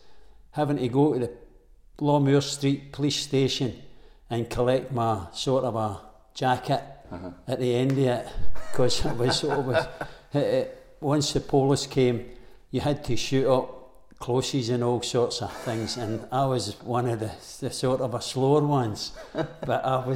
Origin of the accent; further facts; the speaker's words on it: Glasgow, Scotland, United Kingdom; No, I was born in the Gorbals. {S0} In the Gorbals? {S1} In the Gorbals. And I got brought up in the Gorbals.